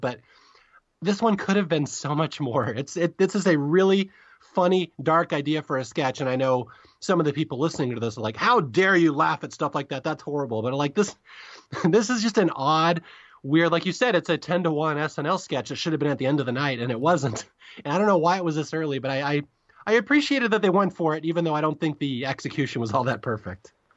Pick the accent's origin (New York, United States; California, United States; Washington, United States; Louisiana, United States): Washington, United States; Seattle; I'm from Seattle